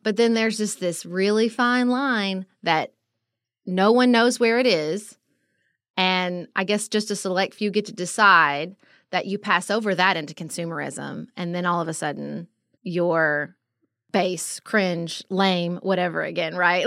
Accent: United States; an American who travels

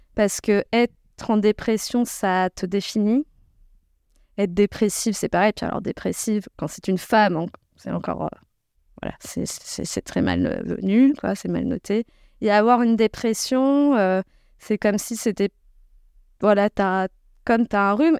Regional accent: Creuse, Nouvelle-Aquitaine, France; je suis née en Creuse

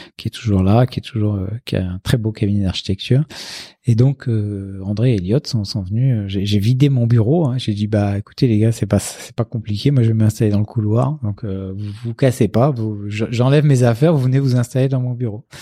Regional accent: Casablanca, Casablanca-Settat, Morocco; now in Paris, France; je suis né à Casablanca

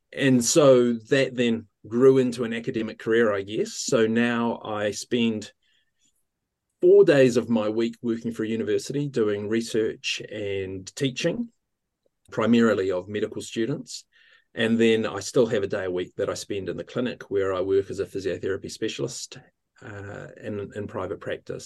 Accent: Ohakune, Manawatū-Whanganui, New Zealand; now in Wellington, New Zealand; I grew up in, um, Ohaukuni in the centre of the North Island of New Zealand by the, by the mountain, uh, Ruapehu

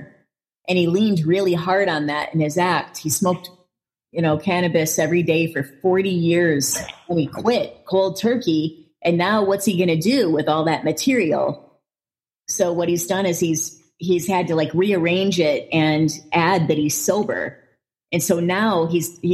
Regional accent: Flint, Michigan, United States; moved away; I'm born and raised in Flint.

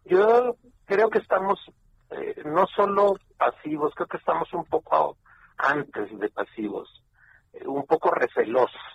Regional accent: Mexico; somos mil cuatrocientos mexicanos por día llegando también a la frontera norte-mexicana

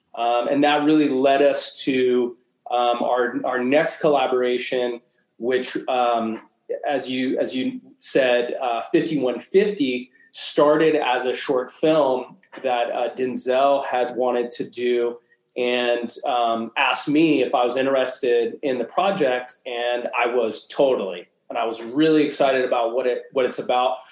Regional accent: Anchorage, Alaska, United States; now in Los Angeles, United States; I was actually born and raised in Anchorage

